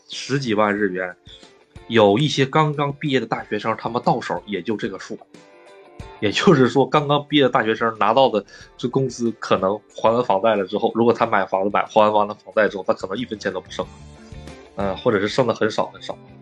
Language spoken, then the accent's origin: Chinese; China; moved away as an adult; now in Japan; 你说咱们中国两个小两口去买套房子